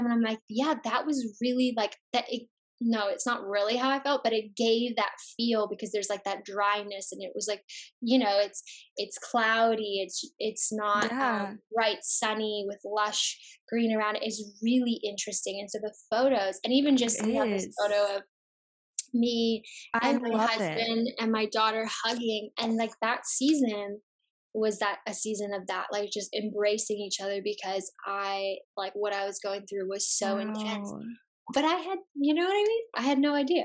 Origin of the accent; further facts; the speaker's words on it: Chicago, Illinois, United States; I'm from Chicago